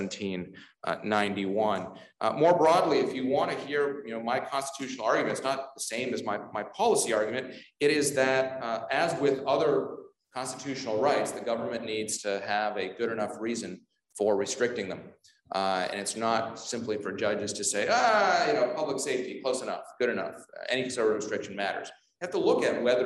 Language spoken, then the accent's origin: English; Ontario, Canada; moved away as an adult; now in Washington, D.C. area, United States; I grew up in Ontario, but then I've been in the DC area for 17 years now, which is longer than I lived in Canada